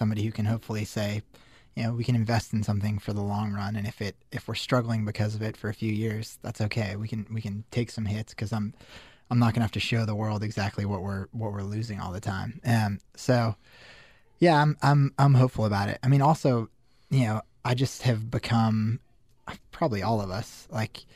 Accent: Denver, Colorado, United States; moved away as an adult; also born or lived in Syracuse; I grew up in Denver

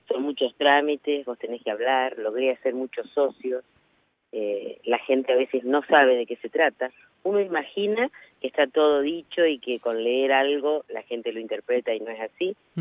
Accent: Navarro, Buenos Aires Province, Argentina; desde mi pueblo

